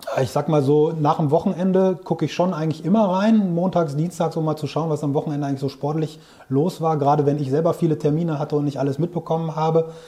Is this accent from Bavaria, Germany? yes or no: no; Großberkel, Lower Saxony, Germany; also born or lived in Bielefeld / Hamburg / Växjö / Brussels; Ich bin in Großberkel hier im Weserbergland groß geworden